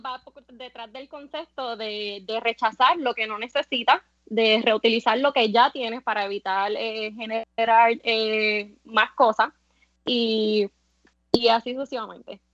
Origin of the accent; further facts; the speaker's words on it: San Sebastián, Puerto Rico; moved away as an adult; now in Cabo Rojo, Puerto Rico; De San Sebastián, eh, hace tres años que estoy viviendo en Cabo Rojo